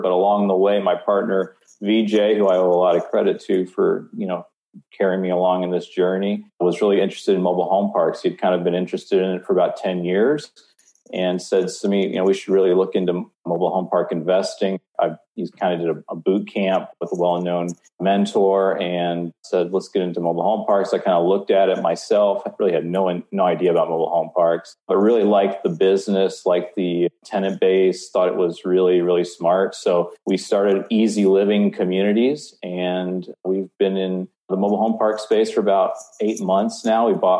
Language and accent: English; Tennessee, United States; born there; also born or lived in Omaha, Nebraska; Yes, I was born in Tennessee, went to college in Omaha, Nebraska at Creighton University, and that'll kind of come back into the story later on.